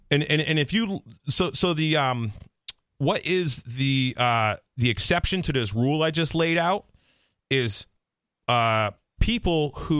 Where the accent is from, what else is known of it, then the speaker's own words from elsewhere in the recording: Palmer, Massachusetts, United States; we were literally programmed to hate the kids from Ware, Massachusetts. I grew up in Palmer.